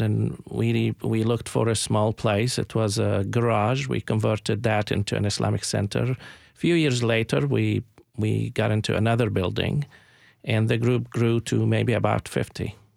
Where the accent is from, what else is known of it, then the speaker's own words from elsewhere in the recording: Jerusalem, Palestine; moved away as an adult; also born or lived in Little Rock, Arkansas / Columbia, Tennessee; now in United States; I grew up in Jerusalem